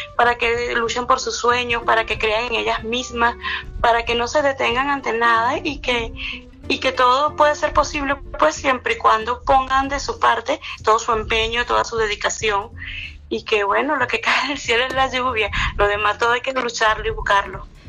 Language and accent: Spanish; Venezuela; soy venezolana